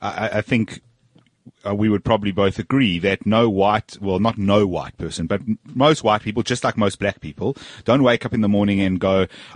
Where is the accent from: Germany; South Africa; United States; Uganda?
South Africa; I'm South African passport. That's all I got.